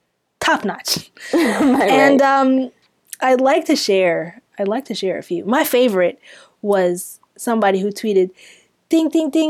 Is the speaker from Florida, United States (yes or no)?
yes; Florida, United States; I'm not Sudanese. I'm from Florida.